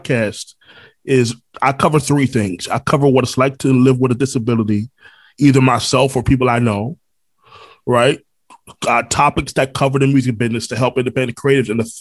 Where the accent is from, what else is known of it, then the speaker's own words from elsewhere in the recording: Florida, United States; also born or lived in Brooklyn, New York; I was born in New York, born in Brooklyn. All my family's still there. But I grew up here in Florida.